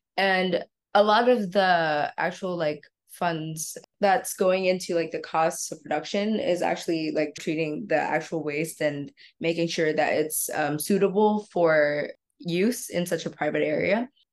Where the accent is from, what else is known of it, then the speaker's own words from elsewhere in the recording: Vietnam; I'm from Vietnam.